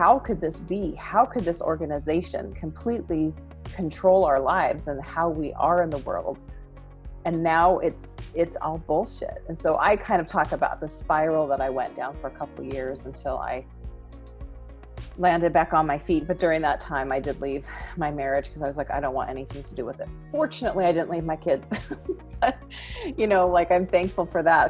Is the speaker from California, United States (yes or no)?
yes; Southern California, United States; I was born and raised Mormon in Southern California